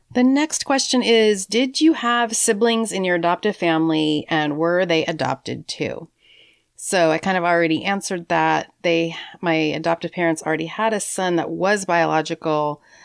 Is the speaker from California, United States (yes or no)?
yes; San Francisco, California, United States; I was born on March twenty-second, nineteen sixty-eight in San Francisco